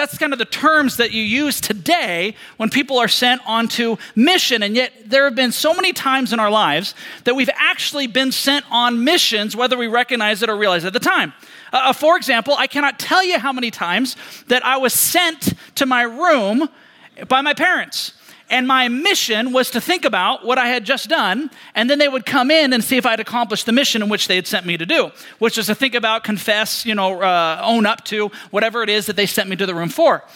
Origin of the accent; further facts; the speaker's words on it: Seattle, Washington, United States; we grew up in Seattle, Washington.